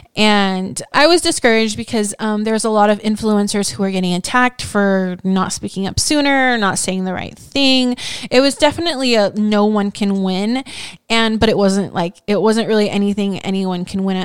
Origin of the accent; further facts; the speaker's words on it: Hawaii, United States; moved away; growing up in Hawaii